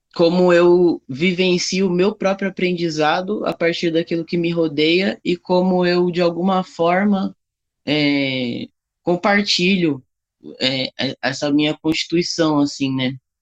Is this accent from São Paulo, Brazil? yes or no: yes; São Paulo, Brazil; also born or lived in Bahia; Eu sou nascido na Bahia, mas eu fui criado toda a minha vida em São Paulo